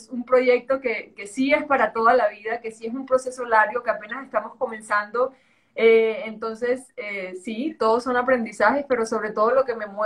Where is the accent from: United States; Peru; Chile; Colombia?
Colombia; Caribbean coast; accent: costeño; also born or lived in Spain; Súper costeño, tú no, tú no lo debes notar, pero mi acento es el equivalente, no sé, a mí, a mí yo viví muchos años en España y me decían que si era de Islas Canarias